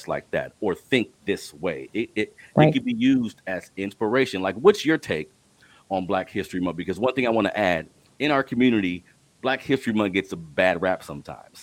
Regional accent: Sacramento, California, United States; I grew up here in Sacramento in an urban community

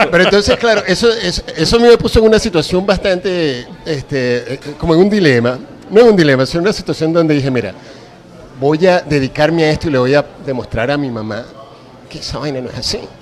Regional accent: Mérida, Venezuela; now in Caracas, Venezuela; yo soy de Mérida

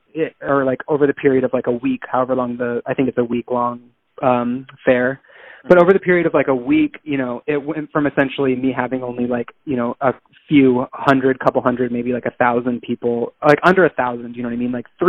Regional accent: Bangkok, Thailand; because I grew up primarily in Bangkok, you know, but I am not a Thai national. I'm not of Thai descent.

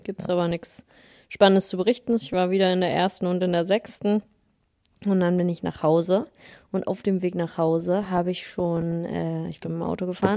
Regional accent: the North, Northern Germany, Germany; moved away; bin frisch zurück aus dem Norden, da wo ich herkomme.

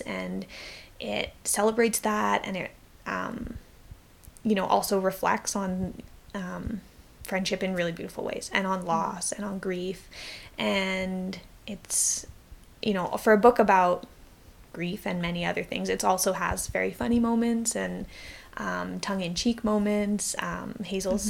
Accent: Victoria, British Columbia, Canada; I grew up in Victoria

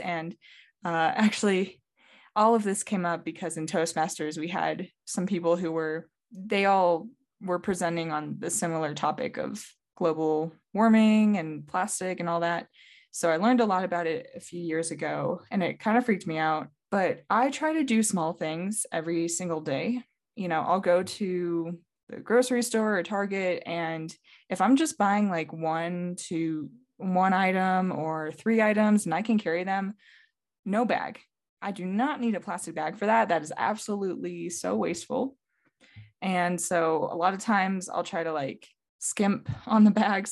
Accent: North Carolina, United States; I've been in the Southeast in the same state, North Carolina, for a very long time

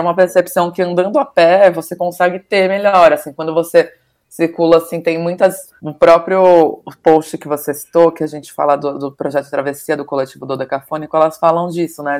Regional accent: Caieiras, São Paulo, Brazil; moved away as an adult; also born or lived in Bela Vista, São Paulo; now in São Paulo, Brazil; eu sou de Caieiras, fui criada lá.

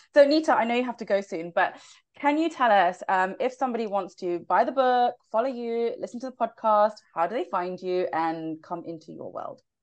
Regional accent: United Kingdom; I'm quite a loud Brit

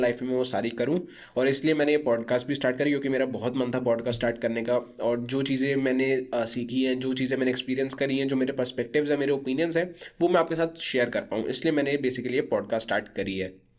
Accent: Kashipur, Uttarakhand, India; moved away as an adult; now in Surrey, Canada; मैं वैसे उत्तराखंड से बिलोंग करता हूँ इन इंडिया एक सिटी है काशीपुर करके वहाँ से बिलोंग करता हूँ

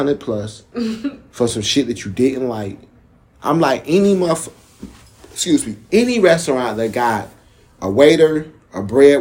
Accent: New York, United States; now in Detroit, United States; I'm from New York originally

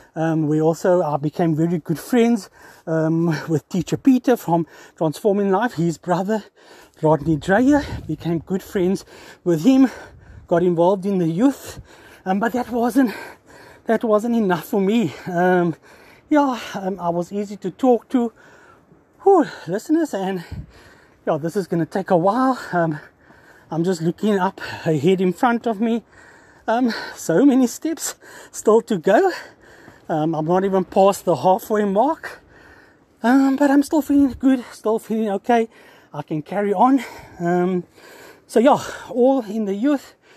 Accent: Cape Town, Western Cape, South Africa; 47 years old, born and bred in Cape Town

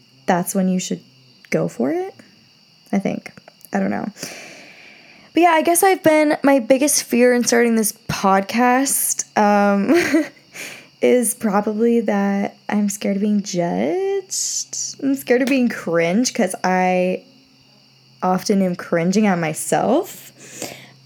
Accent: Rhode Island, United States; I'm from Rhode Island. So really small state, small towns within

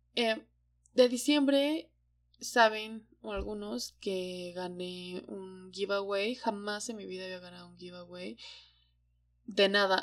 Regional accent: Hidalgo, Mexico; moved away as an adult; now in Mexico City, Mexico; desde que salí de, de Hidalgo, en Hidalgo la vida estaba un poco trazada ya para mí

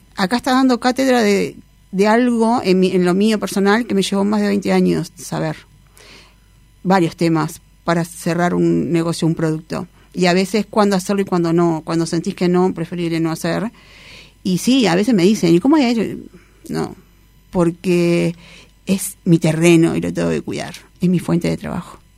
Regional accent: Uruguay; por ser uruguaya

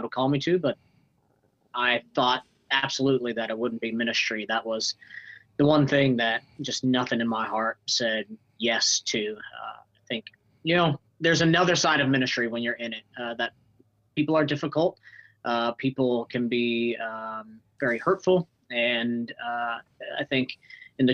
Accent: Kansas City, Missouri, United States; also born or lived in Northwest Arkansas / Raymore, Missouri; my middle school and teenage years, college years, were spent in Kansas City, Missouri, and Southwest Missouri

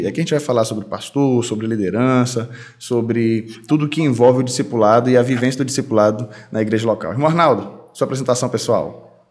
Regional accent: Pará, Brazil; moved away as an adult; now in Brasília, Brazil; eu sou paraense e fui ordenado lá no Pará

